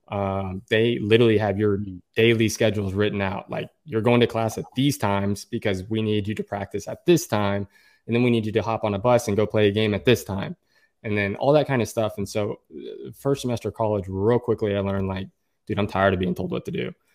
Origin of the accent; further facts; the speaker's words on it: Oklahoma, United States; also born or lived in Tulsa, Oklahoma; I'm, I'm from Oklahoma. I live in Oklahoma, in Tulsa, Oklahoma.